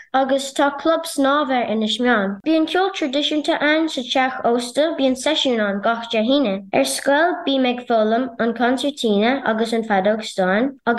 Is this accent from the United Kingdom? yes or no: no; Inishmaan, Connacht, Ireland; I'm from Inishman. Inishmeon is one of the three Aran Islands.